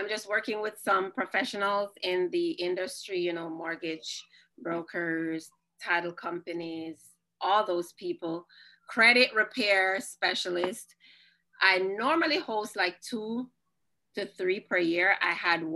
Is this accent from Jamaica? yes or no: yes; Jamaica; I'm Jamaican